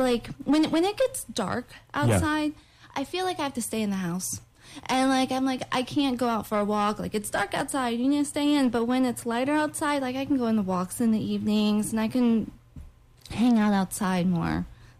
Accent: Orlando, Florida, United States; also born or lived in Tallahassee / Georgia; Well, we moved all over the country, and then when I was 10, we moved back to Florida, to Orlando.

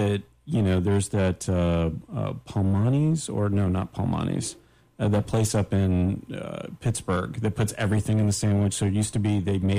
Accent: Canada; I'm Canadian.

